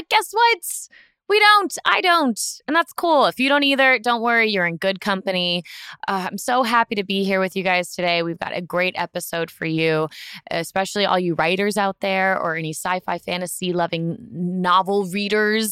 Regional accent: Florida, United States; moved away; I grew up in Florida. That's where I got my driver's license

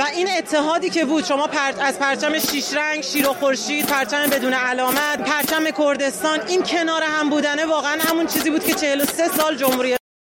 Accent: Iran; moved away as an adult; مدت زیادی نیستش که از ایران اومدم بیرون

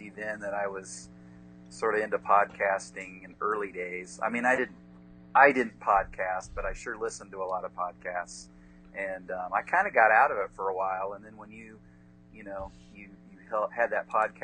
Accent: Indiana, United States; I'm from Indiana.

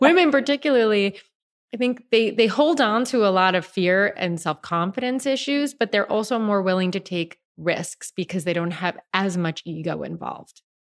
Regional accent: George Santos's congressional district, New York, United States; I grew up in George Santos's district, That's where I grew

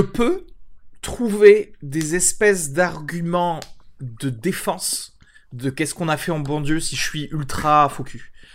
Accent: France; Moi, en tant que Français

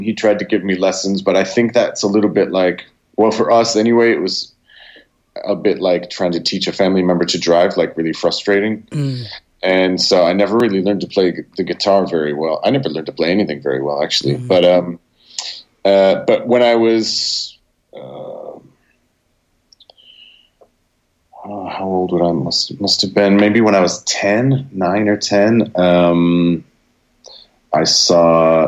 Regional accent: Olean, New York, United States; I was born in Olean, New York, which is it's 90 minutes south of Buffalo, New York

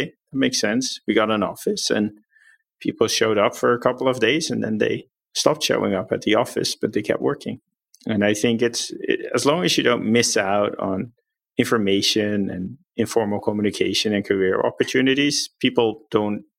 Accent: Netherlands; moved away; I'm from the Netherlands.

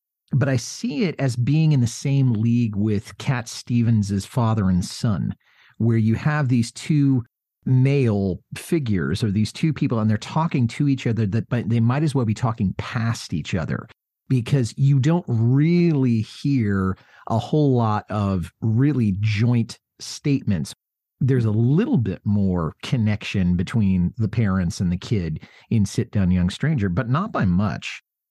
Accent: Canada; I wrote a few protest songs, but I felt it was kind of silly for me to write protest songs being a Canadian.

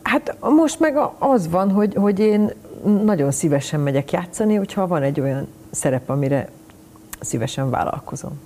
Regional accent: Budapest, Hungary; Én Pesten születtem, és én Pesti, ugye, Pesti lány

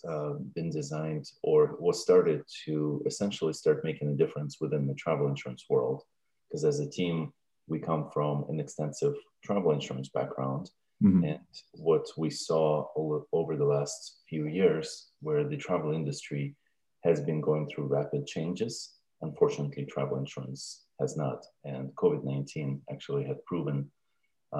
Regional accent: Russia; also born or lived in Stevens Point, Wisconsin / Brighton; now in Virginia, United States; I'm originally from Russia, and I speak Russian, English

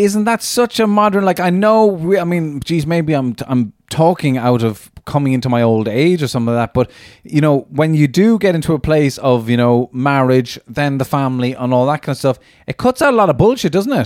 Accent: Cork, Munster, Ireland; I grew up in Cork

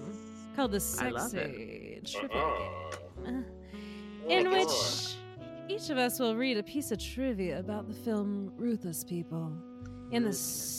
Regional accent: the South, United States; We're both from the South.

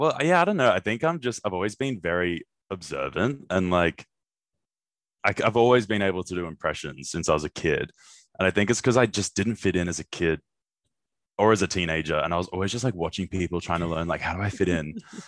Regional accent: Australia; How American TV Sounded as an Australian Kid

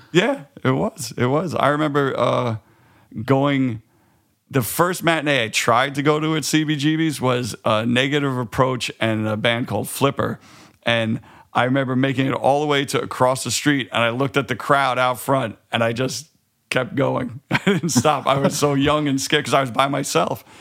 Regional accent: New York City, New York, United States; growing up in Queens

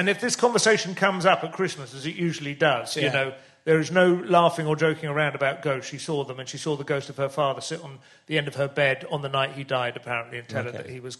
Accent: St Albans, East of England, United Kingdom; also born or lived in Luton; I mean, I never lived there. I was born there because that was a local hospital. Oh, but, no, I grew up in St Albans

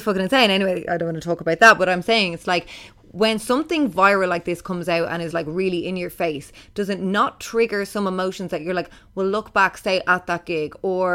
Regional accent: Ireland; growing up in Ireland

